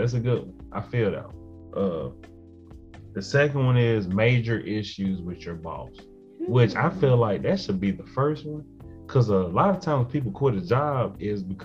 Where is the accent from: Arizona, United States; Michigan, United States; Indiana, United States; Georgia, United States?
Georgia, United States; South; moved away; also born or lived in Atlanta South Metro, Georgia; I'm from South Georgia, cotton fields, and moved to the outskirts of Atlanta, what they call South Metro now.